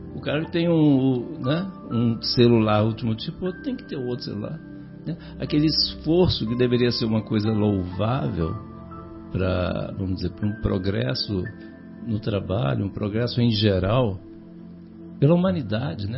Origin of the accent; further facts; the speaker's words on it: Natividade, Rio de Janeiro, Brazil; lá na minha cidade, né, no norte do estado do Rio, a grande natividade